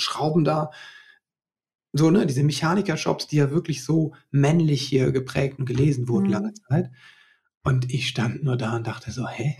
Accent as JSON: {"language": "German", "region": "West Germany", "country": "Germany", "tie": "born or raised there", "said": "ich bin ja auch in Westdeutschland hier groß geworden"}